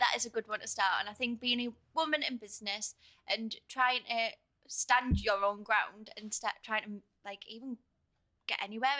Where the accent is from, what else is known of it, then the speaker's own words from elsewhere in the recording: Hartlepool, North East England, United Kingdom; I was from Hartlepool